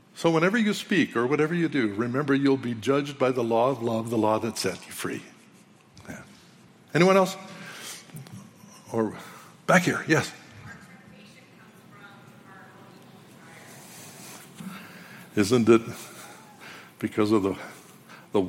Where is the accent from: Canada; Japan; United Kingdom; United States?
Canada; I'm a Canadian